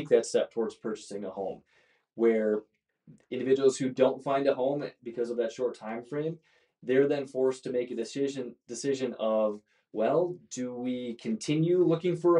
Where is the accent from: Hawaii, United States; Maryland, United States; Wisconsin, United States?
Wisconsin, United States; Brillion; also born or lived in Madison, Wisconsin / Wauwatosa, Wisconsin; I grew up in Northeast Wisconsin